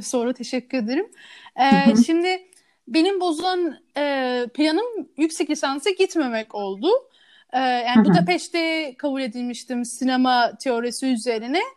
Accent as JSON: {"language": "Turkish", "region": "Istanbul", "country": "Turkey", "tie": "born or raised there", "also_born_or_lived": "Canada", "said": "Kanada'da doğdum. 5 yaşına orada yaşadım. Sonra bir ailemle bir karar verip İstanbul'a taşındık ve 5 yaşından beri burada yaşıyorum."}